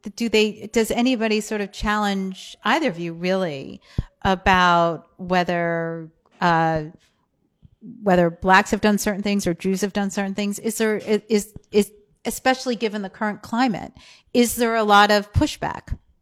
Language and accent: English; East Coast, United States; growing up on the East Coast in the States as, um, a Jew